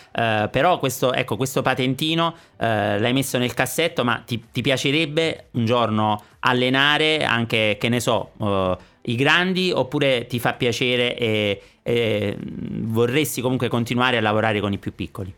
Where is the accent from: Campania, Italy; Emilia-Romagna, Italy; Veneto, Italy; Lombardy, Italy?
Campania, Italy; accent: Campanian; moved away as an adult; now in Sanremo, Italy; io vivo qui da 15 anni, ma l'accento campano non l'ho perso